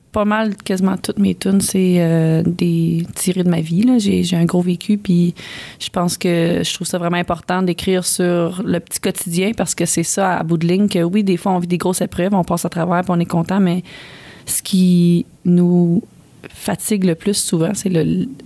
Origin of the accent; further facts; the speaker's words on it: Ontario, Canada; Mais là, je viens d'Ontario, là.